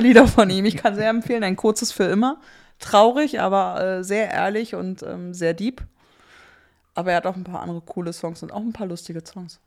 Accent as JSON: {"language": "German", "country": "Germany", "said": "als Deutsche"}